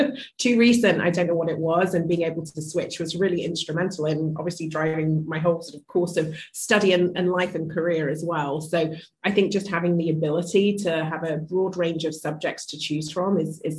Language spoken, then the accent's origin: English; Wolverhampton, West Midlands, United Kingdom; moved away as an adult; also born or lived in Birmingham; So I was born in Birmingham and raised in Wolverhampton. Spent the first 18 years of my life there.